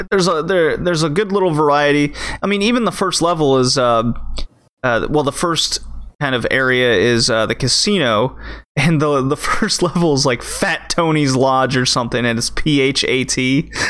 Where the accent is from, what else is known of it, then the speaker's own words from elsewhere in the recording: Canada; we're Canadian